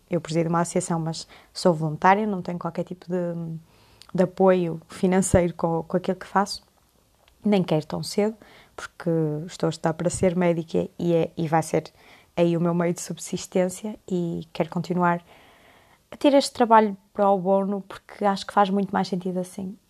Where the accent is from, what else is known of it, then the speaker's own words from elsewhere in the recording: Porto, Norte, Portugal; moved away as an adult; now in Coimbra, Portugal; sou do Porto, mas estudo medicina em Coimbra